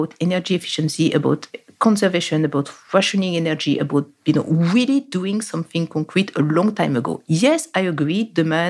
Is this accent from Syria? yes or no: no; France; my home country, France